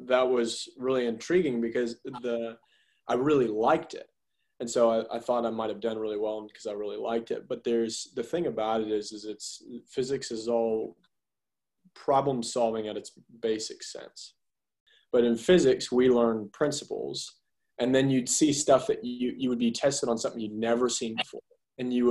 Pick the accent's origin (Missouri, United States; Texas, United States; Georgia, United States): Georgia, United States; Augusta; now in Athens, United States; I grew up in Augusta, Georgia, and lived there until I finished high school, until I came here for undergrad at UGA.